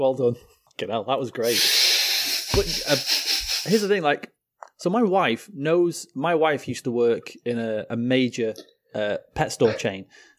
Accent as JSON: {"language": "English", "country": "United Kingdom", "said": "I'm British."}